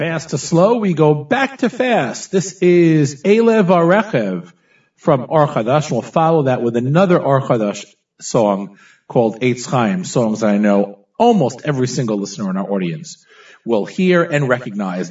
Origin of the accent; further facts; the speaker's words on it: Teaneck, New Jersey, United States; when we were growing up in Teaneck, New Jersey